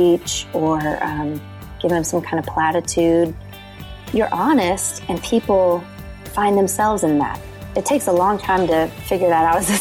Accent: the South, United States; now in Nashville, United States; I was raised in the South and in church

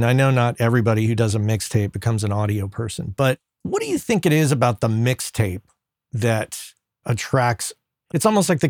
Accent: New Mexico, United States; I grew up in New Mexico, and I think that all the states in that region probably bought from the same vendor

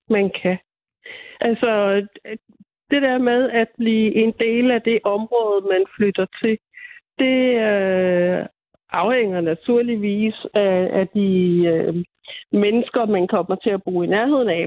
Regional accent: Falster, Zealand, Denmark; jeg er født og opvokset her på Falster.

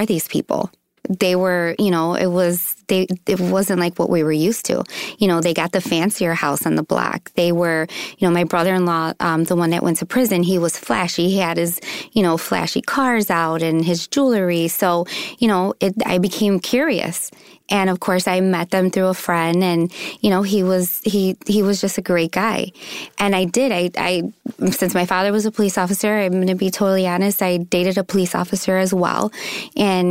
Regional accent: Chicago, Illinois, United States; moved away as an adult; also born or lived in Mexico; I'm from Chicago. I'm a city girl

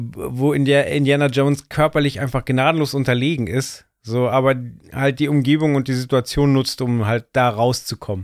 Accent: Bavaria, Germany; Ich bin in Bayern aufgewachsen

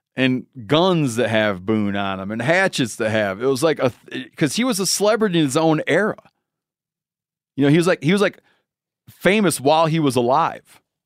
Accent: Michigan, United States; born or raised there

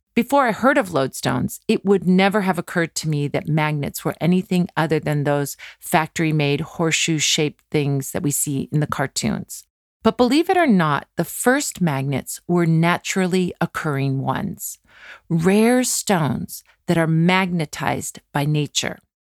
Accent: California, United States; a kid growing up in California like me

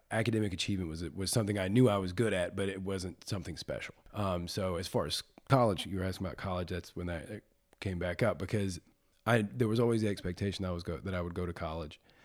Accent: Birmingham, Alabama, United States; I was born and raised, born at Saint Vincent's Hospital on the south side of Birmingham

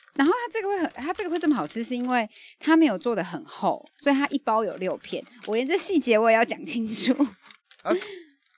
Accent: Taiwan; 我们台湾人

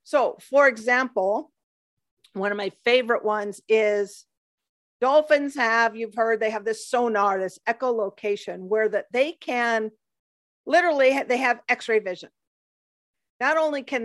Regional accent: Pacific Northwest, United States; moved away as an adult; now in Panama; I grew up in the Pacific Northwest on the water, boating with my family, watching orca whales.

